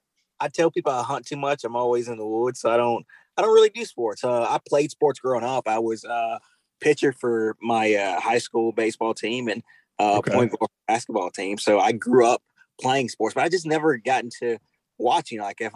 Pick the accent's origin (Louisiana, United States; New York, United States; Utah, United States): Louisiana, United States; Baton Rouge; I grew up South Louisiana, Baton Rouge, Louisiana. Majority of my life, well, I spent most of my life in Baton Rouge, Louisiana. Grew up here hunting and fishing.